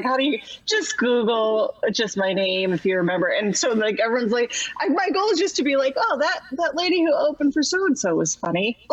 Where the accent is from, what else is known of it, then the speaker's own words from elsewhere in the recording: Buffalo, New York, United States; I'm from there